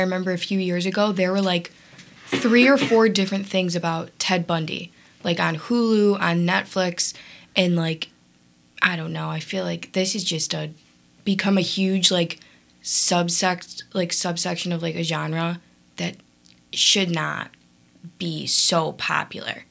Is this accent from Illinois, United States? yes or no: yes; Evergreen Park, Illinois, United States; I'm from Evergreen Park